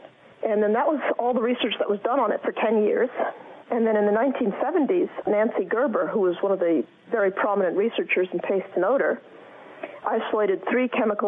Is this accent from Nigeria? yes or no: no; Edinburgh, Scotland, United Kingdom; Hello, this is …. I'm from Edinburgh.